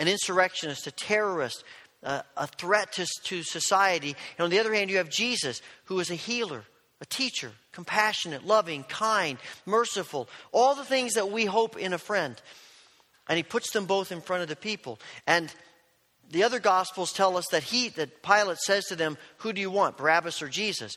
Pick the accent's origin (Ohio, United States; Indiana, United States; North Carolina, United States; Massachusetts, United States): Indiana, United States; born or raised there